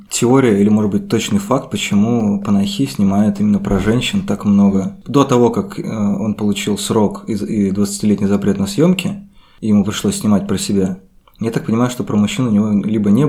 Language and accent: Russian; Krasnogorsk, Moscow Oblast, Russia; гордый красногорец.